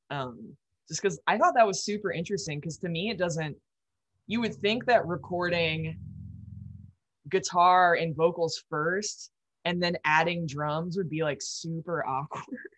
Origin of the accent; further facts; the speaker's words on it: Midwest, United States; growing up in the Midwest, it's like you have to drive so much